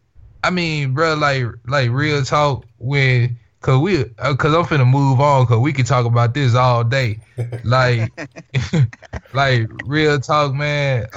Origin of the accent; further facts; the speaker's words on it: Mississippi, United States; I'm from Soybean, bro.